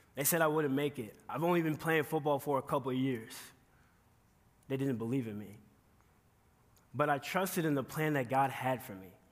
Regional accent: Chicago, Illinois, United States; moved away as an adult; now in Kearney, United States; I'm here today from Chicago, Illinois

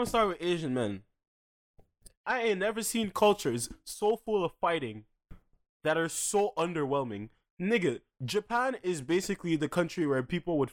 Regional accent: Dorval, Quebec, Canada; I grew up in Dorval and throughout fucking primary school

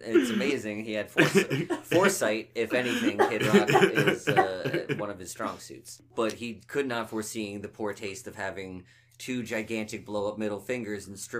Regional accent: Finland; I'm from Finland.

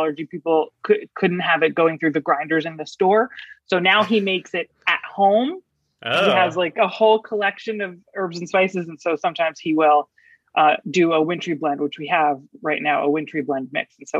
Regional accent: Freehold, New Jersey, United States; now in Los Angeles, United States; I grew up in New Jersey, in central New Jersey. In a town called Freehold, hometown of ….

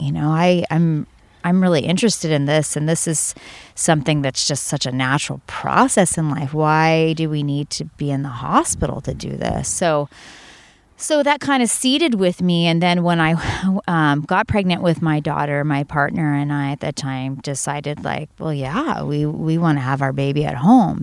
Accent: Santa Cruz, California, United States; I'm from Santa Cruz

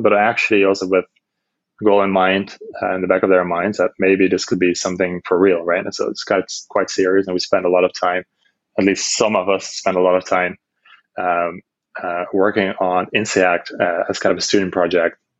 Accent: Netherlands; moved away as an adult; also born or lived in Amsterdam / China; I'm from Holland, born and raised in Holland

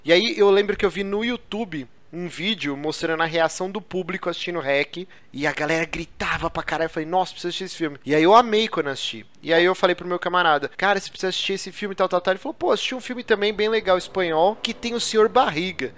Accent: Brazil; eu não sou espanhol, cara, eu sou brasileiro

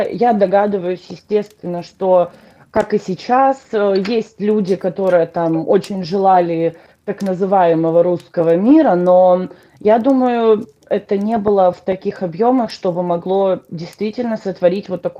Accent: Poltava Oblast, Ukraine; То есть я русскоязычная украинка, ну то есть я всю жизнь фактически разговариваю, разговариваю на русском. А, хотя украинский я знаю очень-очень хорошо, потому что я полдетства провела в Полтавской области

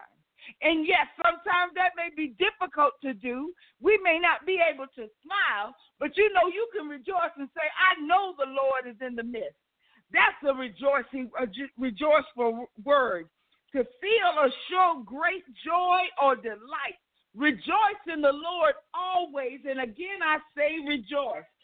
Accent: the South, United States; I'm from the South

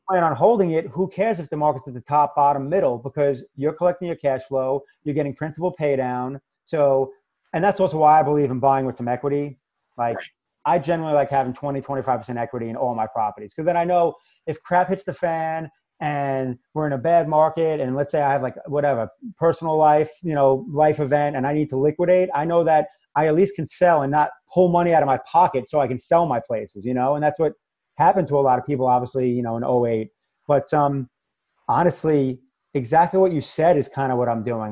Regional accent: New York, United States; accent: New York; moved away as an adult; also born or lived in Massachusetts; now in Florida, United States; I'm originally from New York, which most people probably heard the accent already.

